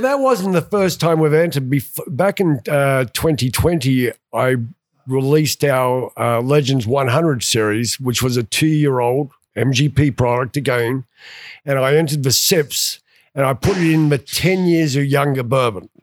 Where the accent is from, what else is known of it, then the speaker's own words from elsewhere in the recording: Australia; also born or lived in England / Atlanta, Georgia; now in Cumming, United States; I'm originally from Australia, lived in England, and came over to, uh, Atlanta, Georgia back in nineteen ninety-two